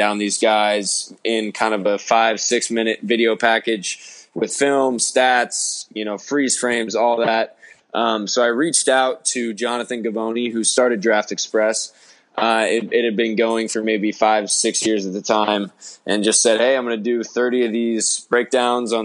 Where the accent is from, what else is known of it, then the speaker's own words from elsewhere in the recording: Arizona, United States; I'm from Arizona originally.